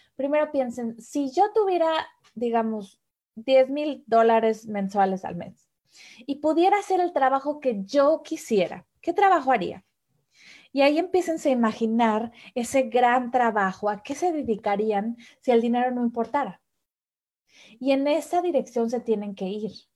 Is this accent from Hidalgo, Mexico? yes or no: no; Mexico City, Mexico; moved away as an adult; now in Germany; mexicana. Nací en la Ciudad de México